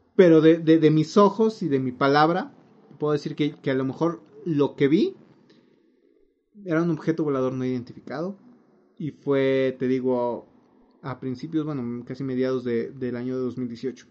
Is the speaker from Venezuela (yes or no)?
no; Mexico; como mexicano promedio